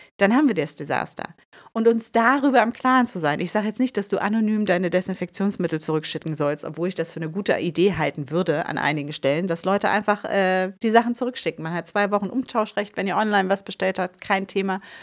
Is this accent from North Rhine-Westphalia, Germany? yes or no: yes; Bielefeld, North Rhine-Westphalia, Germany; moved away as an adult; also born or lived in Hamburg; now in Bielefeld, Germany; ich bin ja in Bielefeld geboren